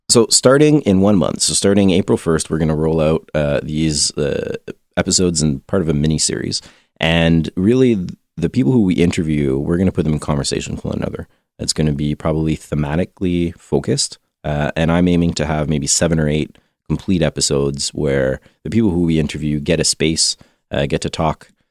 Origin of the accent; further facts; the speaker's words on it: Canada; being Canadian